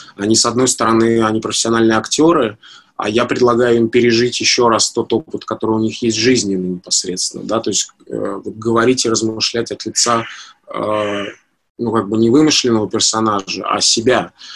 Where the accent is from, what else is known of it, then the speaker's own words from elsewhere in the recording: Moscow, Russia; я как москвич